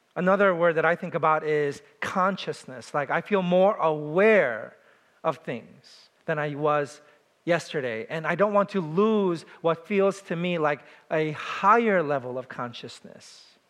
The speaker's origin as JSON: {"language": "English", "town": "New York City", "region": "New York", "country": "United States", "said": "I was from New York City"}